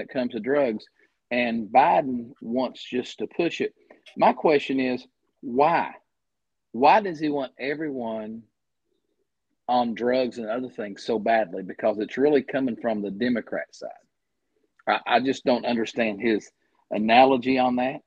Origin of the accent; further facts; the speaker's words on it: Eastern Kentucky, United States; I'm from Eastern Kentucky.